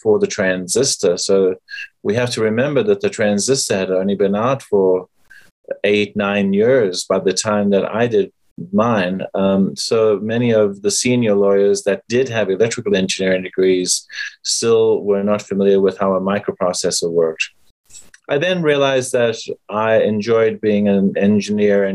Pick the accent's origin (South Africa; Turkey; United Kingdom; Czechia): South Africa; moved away as an adult; now in United States; I am from South Africa